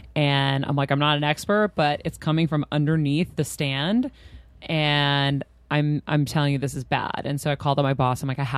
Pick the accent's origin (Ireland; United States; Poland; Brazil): United States; Medford, Massachusetts; I'm from Medford, but a lot of Greeks.